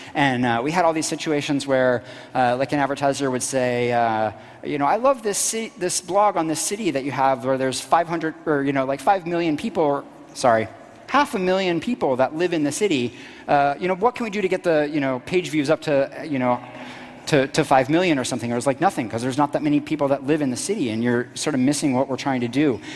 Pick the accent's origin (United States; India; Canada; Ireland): United States; Florida; also born or lived in Washington, D.C.; when I was very young, we moved to this tiny little middle of nowhere town in Florida.